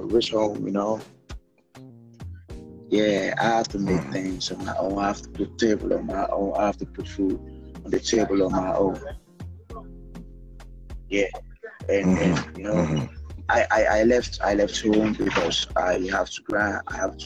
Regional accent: Bolgatanga, Upper East, Ghana; first language Kasem; English is a second language; now in Accra, Ghana; I'm from the Upper East of Ghana. I'm from the northern part.

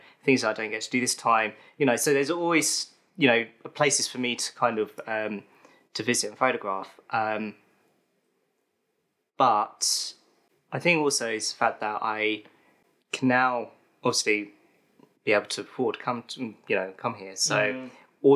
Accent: London, United Kingdom; I'm from London in the United Kingdom

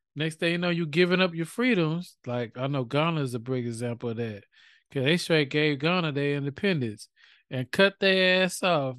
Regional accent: United States; we are American

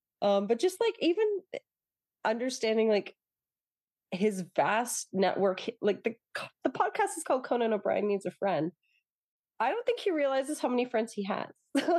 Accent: Toronto, Ontario, Canada; also born or lived in England; They were actually in Toronto during the pandemic, and I'm from Toronto.

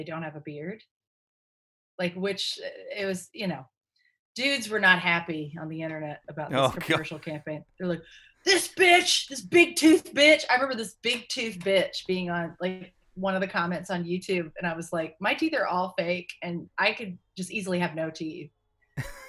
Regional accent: Tennessee, United States; I'm from Tennessee

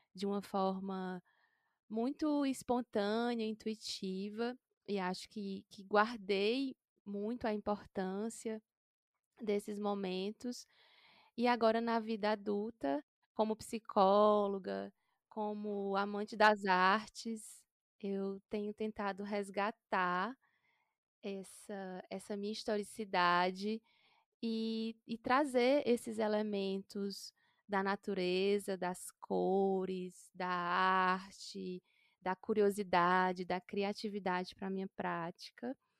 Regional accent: interior of Ceará, Brazil; nasci no interior do Ceará, sou do sertão

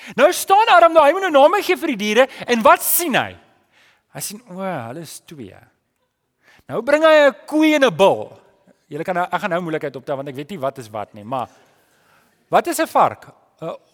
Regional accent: South Africa; ons is daarom Suid-Afrikaners

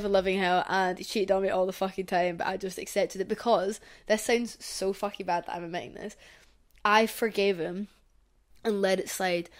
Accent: Scotland, United Kingdom; growing up in Scotland

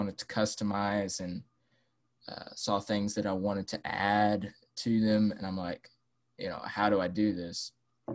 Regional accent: Arkansas, United States; I'm from Arkansas in the USA

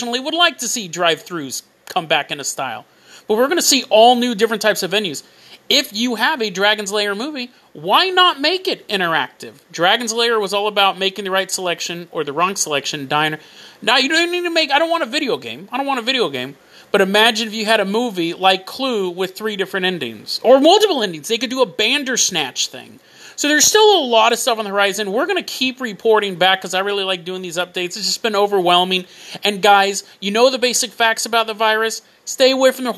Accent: Riverside County, California, United States; I grew up in Riverside County

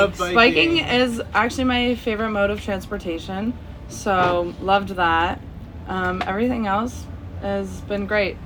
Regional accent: Toronto, Ontario, Canada; I'm actually from Toronto, Ontario, Canada.

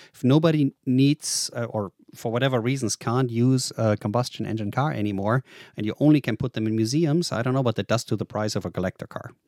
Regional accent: Germany; English is a second language; moved away as an adult; also born or lived in Boise, Idaho; I'm born and raised in Germany

